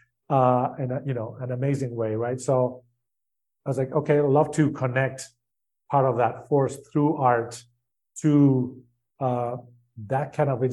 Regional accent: Spain; I grew up in Spain.

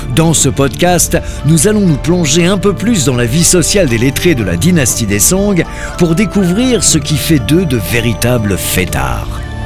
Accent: France; en tant que Français

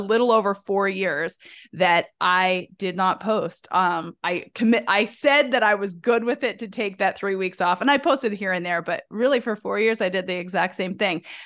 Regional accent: the South, United States; I'm from the South

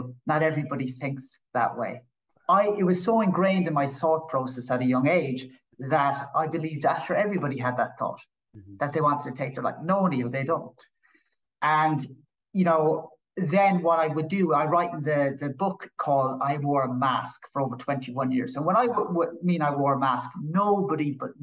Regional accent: Killarney, Munster, Ireland; I grew up in Killarney in County Kerry

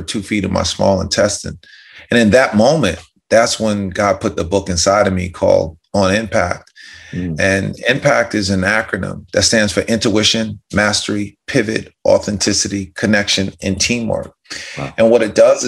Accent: White Plains, New York, United States; I'm from White Plains, New York. Mm-hmm. Grew up in the suburbs outside of Manhattan.

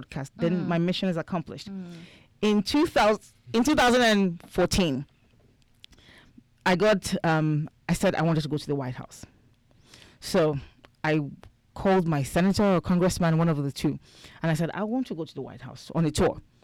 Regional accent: Nigeria; now in United States; I'm from Nigeria

